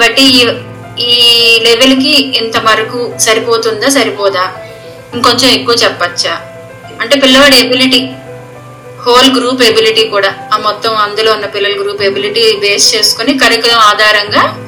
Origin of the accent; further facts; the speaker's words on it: Visakhapatnam, Andhra Pradesh, India; moved away as an adult; now in Melbourne, Australia; మాది విశాఖపట్నం అండి నేను చదువుకున్నది అంతా చిన్నప్పటి నుంచి తెలుగు మీడియమే